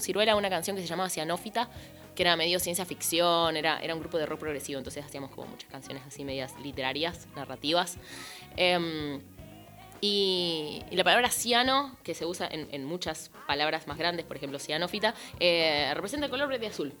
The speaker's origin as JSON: {"language": "Spanish", "town": "Concepción del Uruguay", "region": "Entre Ríos", "country": "Argentina", "said": "Yo soy de Concepción del Uruguay"}